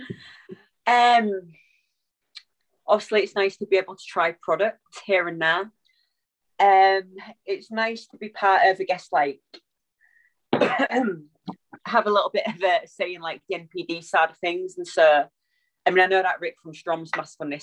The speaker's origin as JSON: {"language": "English", "town": "Hull", "region": "Yorkshire and the Humber", "country": "United Kingdom", "said": "we are all from Hull"}